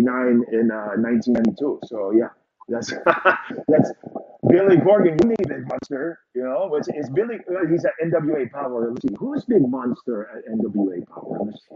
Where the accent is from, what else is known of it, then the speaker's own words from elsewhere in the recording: Samoa; And I say, oh, I'm from Samoa.